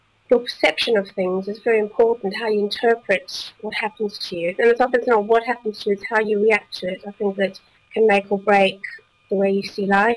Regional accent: South Africa; moved away as an adult; also born or lived in Belgium; now in United Kingdom; I grew up in South Africa

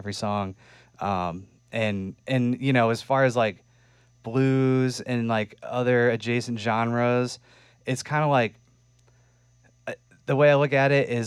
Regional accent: Western Massachusetts, United States; moved away as an adult; now in Vermont, United States; I grew up in Western Mass

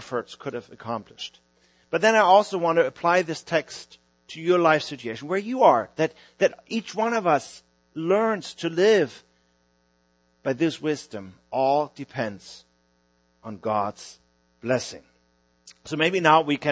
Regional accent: Hamburg, Germany; moved away as an adult; now in Vienna, Austria; I'm from Hamburg, Germany, although we are ministering about 10 hours south of Hamburg now in Vienna, Austria.

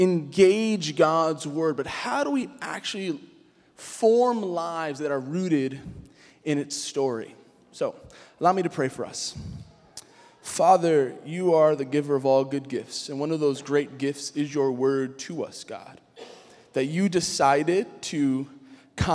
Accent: New York City, New York, United States; I grew up in Queens

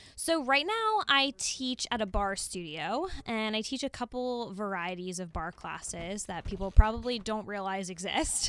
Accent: Pittsburgh, Pennsylvania, United States; moved away as an adult; also born or lived in Towson, Maryland; my hometown a little bit, as much as I love Pittsburgh.

